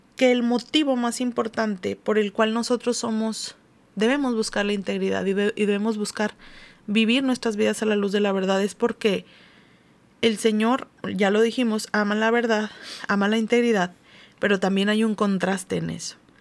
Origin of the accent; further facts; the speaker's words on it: Mexico; como cultura latinoamericana o mexicana